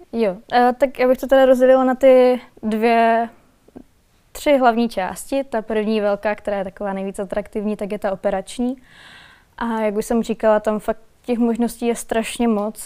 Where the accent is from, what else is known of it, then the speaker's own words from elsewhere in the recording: Valašské Meziříčí, Zlín Region, Czechia; moved away as an adult; also born or lived in Prague; Já pocházím z Valašského meziříčí a studovala jsem v Praze